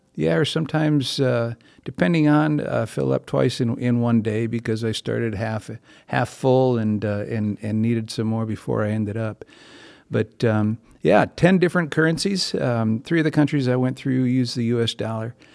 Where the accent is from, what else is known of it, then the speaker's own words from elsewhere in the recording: Bloomington, Minnesota, United States; I grew up right here in East Bloomington, um, Bloomington boy, born and raised, and, uh, still live in Bloomington